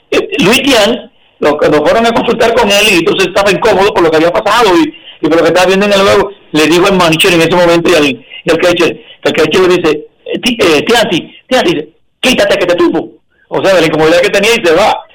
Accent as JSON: {"language": "Spanish", "country": "Dominican Republic", "moved": "as an adult", "lives_now": "Miami, United States", "said": "y la tierra de mi papá y de mi abuelo, y, mía también, porque yo soy dominicano."}